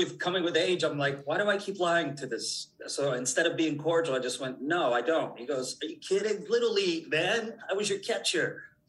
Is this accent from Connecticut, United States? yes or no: yes; Connecticut, United States; born or raised there; moved away